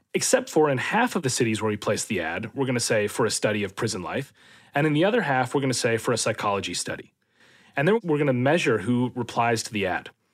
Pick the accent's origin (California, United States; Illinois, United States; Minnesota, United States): Minnesota, United States; moved away as an adult; also born or lived in London, United Kingdom; now in near London, United Kingdom; I grew up in Minnesota